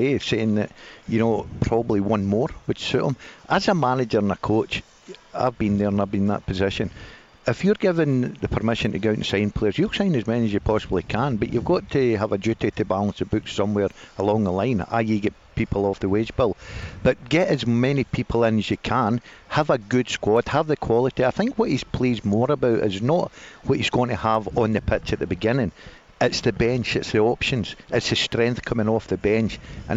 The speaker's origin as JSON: {"language": "English", "town": "Motherwell", "region": "Scotland", "country": "United Kingdom", "tie": "born or raised there", "said": "my hometown club, Motherwell"}